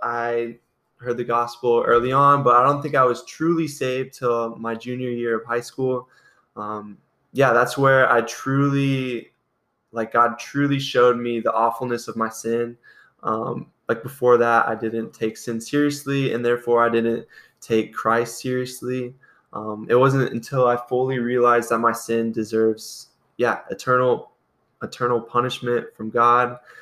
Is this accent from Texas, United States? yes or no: no; Iowa, United States; I'm from Iowa. I grew up on a farm in Iowa